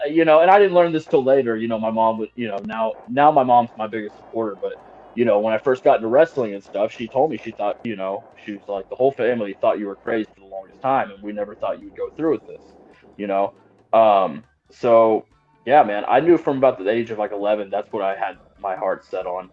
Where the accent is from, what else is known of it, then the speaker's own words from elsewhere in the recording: Austin, Texas, United States; now in Kansas City, United States; where I'm from in Texas, I'm from the Austin area